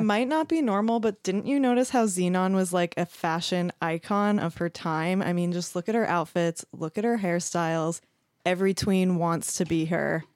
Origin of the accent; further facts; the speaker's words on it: New Jersey, United States; I'm from Eastern Jersey